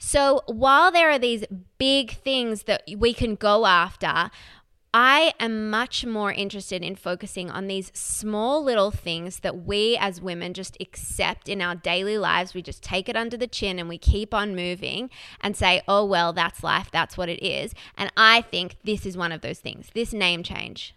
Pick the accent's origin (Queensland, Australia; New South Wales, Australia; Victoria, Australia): Victoria, Australia; Melbourne; I grew up in Melbourne, Australia.